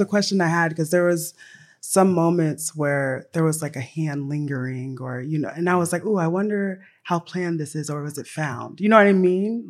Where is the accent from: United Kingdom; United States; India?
United States; Tennessee; I grew up in Tennessee.